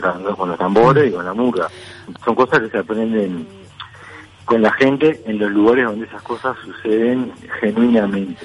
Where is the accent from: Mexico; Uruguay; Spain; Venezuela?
Uruguay; Montevideo; yo nací en el Reducto y me crié ahí en la Guada, en el Reducto